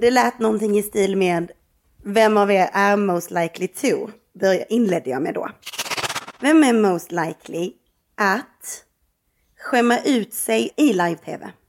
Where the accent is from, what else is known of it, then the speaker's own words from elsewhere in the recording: Skåne, Sweden; som skåning